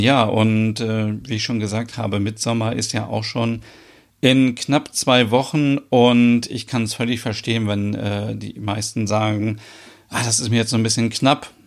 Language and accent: German; Germany; bei uns in Deutschland